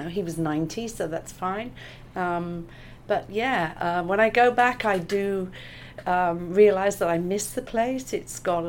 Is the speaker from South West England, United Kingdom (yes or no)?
yes; Gloucester, South West England, United Kingdom; moved away as an adult; now in Australia; you can probably guess by my accent that I'm from the UK. I was born in Gloucester in England, and I came to Australia in 95